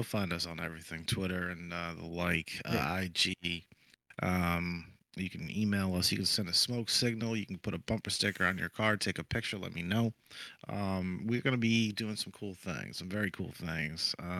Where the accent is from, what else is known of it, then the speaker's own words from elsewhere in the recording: Stoughton, Massachusetts, United States; now in Florida, United States; where I grew up back in Stoughton, Massachusetts, we had small bars and stuff